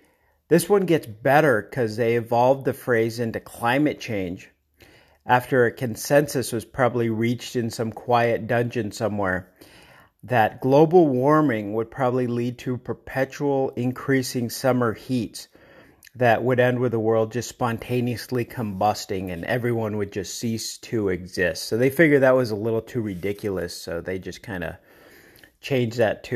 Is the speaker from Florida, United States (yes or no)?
no; Denver, Colorado, United States; And Denver, Colorado, my hometown, they're expected snow tomorrow.